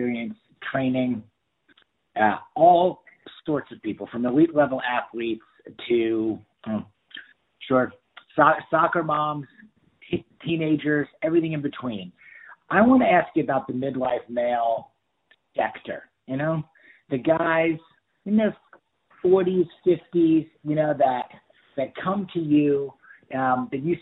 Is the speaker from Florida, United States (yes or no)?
no; New York, United States; also born or lived in Miami; now in Houston, United States; I'm originally from New York